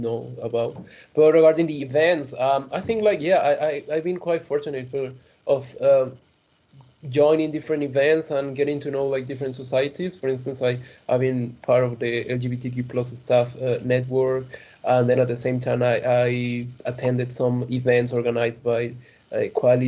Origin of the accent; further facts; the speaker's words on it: Mexico; moved away as an adult; now in Leeds, United Kingdom; compared to my home country